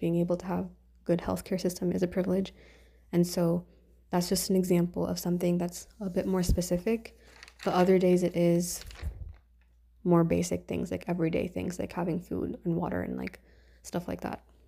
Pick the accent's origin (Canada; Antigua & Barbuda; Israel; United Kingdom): Canada; I'm Indian, Canadian, and living in a, in a Western kind of country